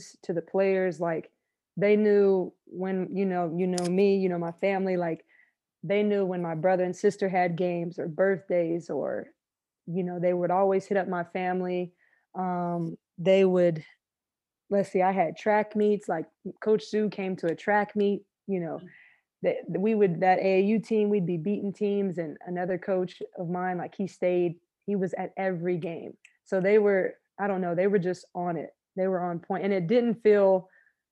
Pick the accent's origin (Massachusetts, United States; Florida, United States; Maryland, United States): Florida, United States; I'm a Florida girl